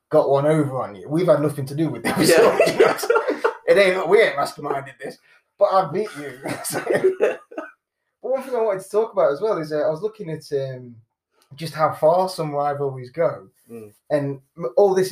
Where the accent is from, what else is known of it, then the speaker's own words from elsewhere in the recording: Nottingham, East Midlands, United Kingdom; moved away; also born or lived in Sheffield; growing up in Nottingham